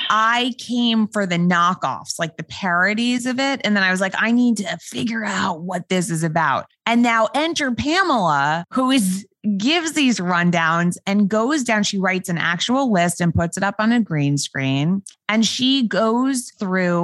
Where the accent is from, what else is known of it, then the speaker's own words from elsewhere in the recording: New York City, New York, United States; accent: New York voice; I, as a New Yorker